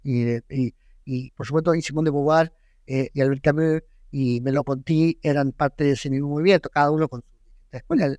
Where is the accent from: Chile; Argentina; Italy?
Chile; soy chileno